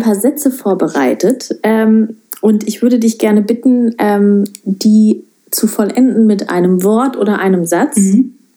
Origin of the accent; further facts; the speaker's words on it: near Paderborn, North Rhine-Westphalia, Germany; moved away; ich komme äh, aus Nordrhein-Westfalen. Ja wo ich lebte, in der Nähe von Paderborn, sehr katholisch.